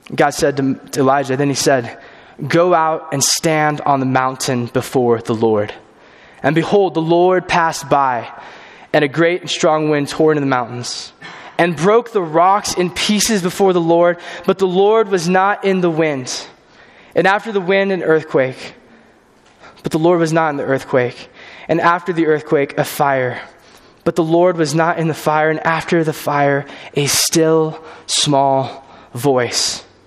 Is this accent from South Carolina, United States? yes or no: no; California, United States; moved away as an adult; I'm from California. originally, grew up there